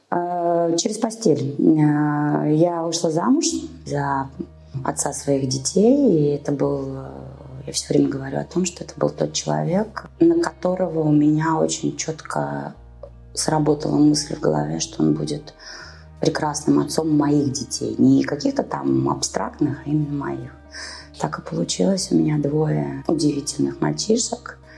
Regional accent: Moscow, Russia; работала в больнице Московской мэрии, я родом из Москвы.

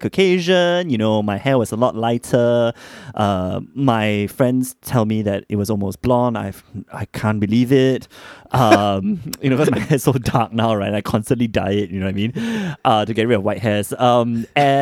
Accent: Singapore; moved away as an adult; also born or lived in United States; I was born and raised in Singapore

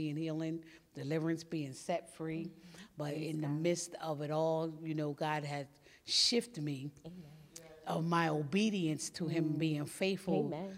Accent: West Chester, Pennsylvania, United States; now in Coachville, United States; I'm from originally from Westchester, Pennsylvania, but I reside in Coachville, Pennsylvania.

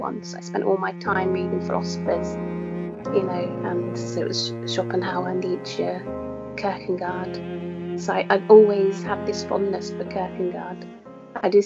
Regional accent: Essex, East of England, United Kingdom; I returned to where I grew up in Essex

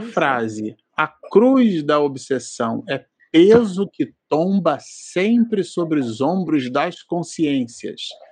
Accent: Rio de Janeiro, Brazil; nossa juventude, lá em Santa Cruz, no Rio de Janeiro, na Zona Oeste

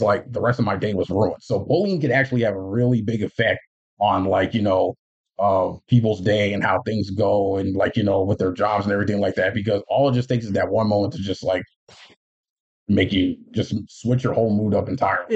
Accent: Union, United States; in my hometown in union as like a student aid paraprofessional

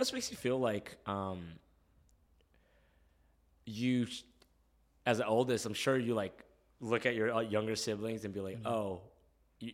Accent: St. Cloud, Minnesota, United States; I'm from St. Cloud, Minnesota.

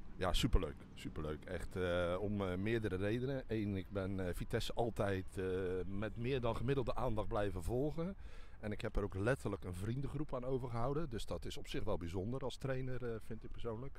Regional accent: Dordrecht, South Holland, Netherlands; geboren en getogen in Dordrecht.

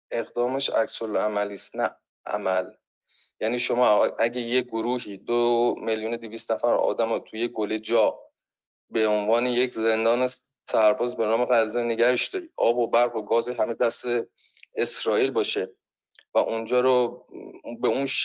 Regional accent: Iran; اگه از من به عنوان یک ایرانی سوال بشه که آقا نظرت در مورد این نزاع هفتاد ساله چیه پاسخ من به عنوان یک ایرانی اینه که این نزاع اصلا به ما هیچ ربطی نداره

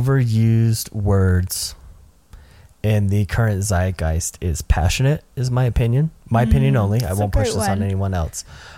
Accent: Nashville, Tennessee, United States; a person who grew up in the metro, the small metro area that is Nashville, Tennessee.

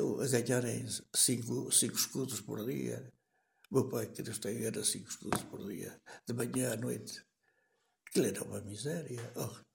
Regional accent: Canas de Senhorim, Viseu, Portugal; Nasci em Canas Senhorinho

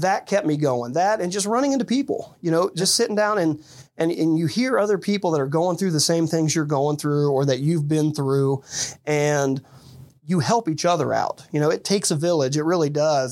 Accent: Dayton, Ohio, United States; also born or lived in Fairborn, Ohio; the Dayton area

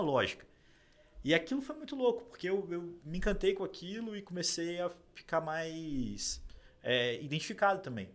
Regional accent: Juiz de Fora, Minas Gerais, Brazil; moved away as an adult; now in São Paulo, Brazil; Eu já não voltei para Juiz de Fora, que é minha cidade natal

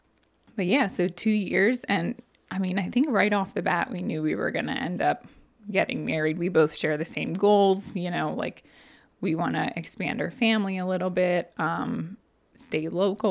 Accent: Annville, Pennsylvania, United States; this garage in my hometown. I can see my parents' roof from my back door of it

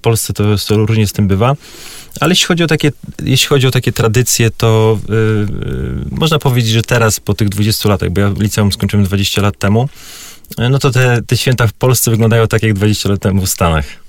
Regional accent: Warmian-Masurian Voivodeship, Poland; ja pochodzę z Mazur, więc tam rzeczywiście było bardzo tradycyjnie.

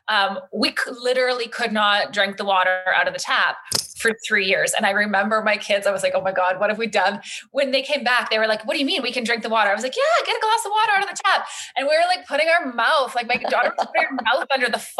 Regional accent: Thunder Bay, Ontario, Canada; moved away as an adult; also born or lived in Paris, France; now in Calgary, Canada; I grew up in Thunder Bay, Ontario. I moved here after university to Calgary

